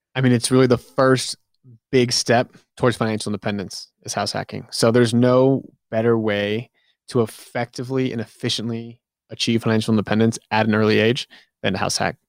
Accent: New England, United States; I'm from New England

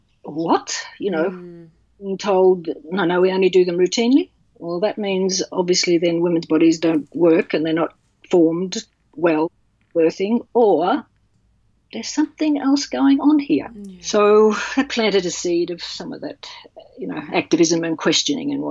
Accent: Australia; also born or lived in England; now in Melbourne, Australia; I'm Australian.

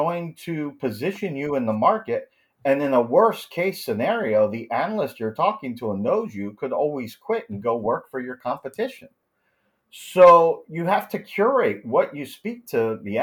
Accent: New Jersey, United States; now in Europe; I'm from New Jersey originally. I may live in Europe, but I'm very much Jersey, which means I have no filter.

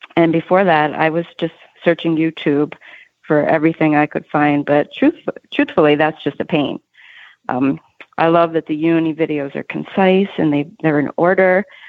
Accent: Philadelphia, Pennsylvania, United States; Philly, Pennsylvania, my hometown

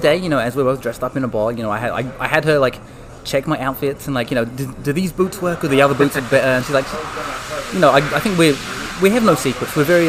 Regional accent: London, United Kingdom; moved away as an adult; now in California, United States; Oh, yeah. So from London originally, but moved to California to get married to my wife.

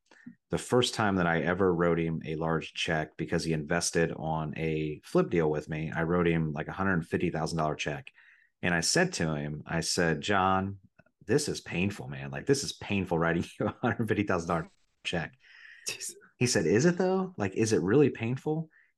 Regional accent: Riverside, Ohio, United States; also born or lived in Dayton, Ohio; I was born in Dayton, but I grew up in Riverside, Ohio, which is a little, I wouldn't call it a suburb because then people think it's something nice, but a little town that borders Dayton called Riverside. And I grew up in the trailer parks.

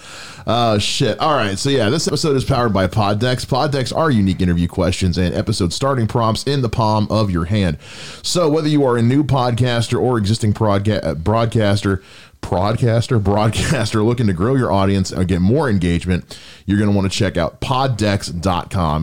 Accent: United States; I'm an American

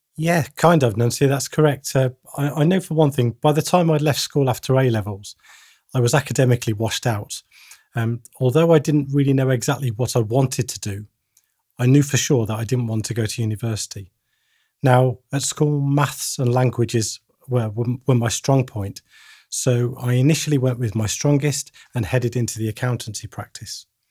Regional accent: Bedworth, West Midlands, United Kingdom; my hometown of Bedworth in the Midlands

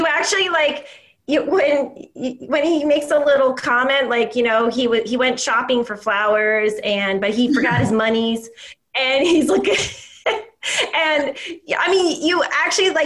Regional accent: New Jersey, United States; now in San Jose, United States; an area code that was my area code growing up in New Jersey

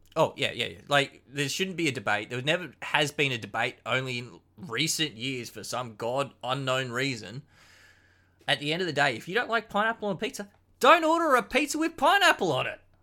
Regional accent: Queensland, Australia; being a proud Queensland boy

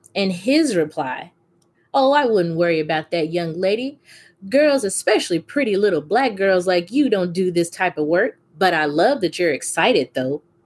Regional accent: Memphis, Tennessee, United States; I was born and raised in Memphis, Tennessee

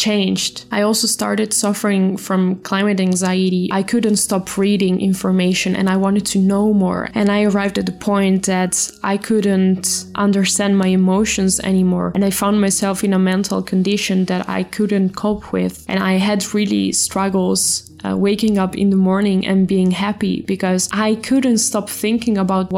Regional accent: Italy; I'm from Italy

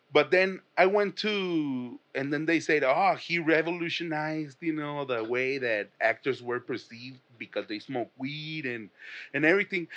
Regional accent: Mexico; I'm from Mexico

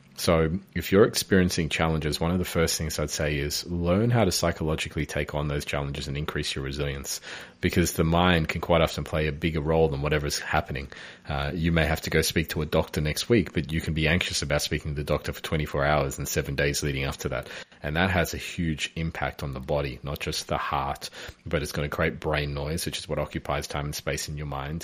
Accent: Melbourne, Victoria, Australia; moved away; I'm from Melbourne originally

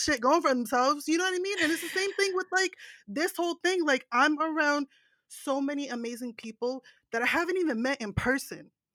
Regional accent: New Jersey, United States; I'm from New Jersey, that's the East Coast

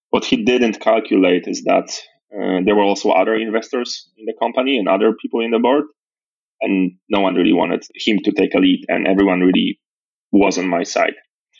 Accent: Poland; moved away as an adult; also born or lived in Nigeria; born and raised in Poland

